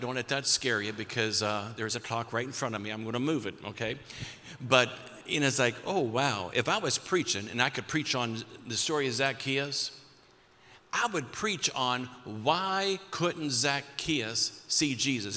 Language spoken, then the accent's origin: English; Perry County, Ohio, United States; your speaker tonight is a, is a kid from Perry County